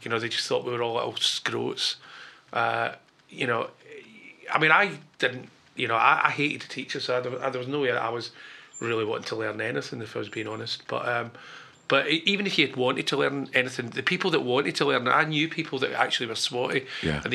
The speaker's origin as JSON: {"language": "English", "town": "Glasgow", "region": "Scotland", "country": "United Kingdom", "tie": "born or raised there", "said": "I was born in Glasgow."}